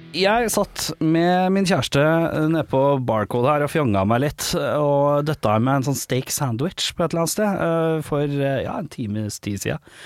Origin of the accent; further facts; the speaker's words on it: Oslo, Norway; Jeg som Lambertseter-gutt.